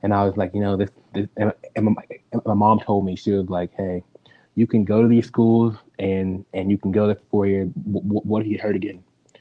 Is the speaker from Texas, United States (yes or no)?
yes; Dallas, Texas, United States; I grew up in Dallas, Texas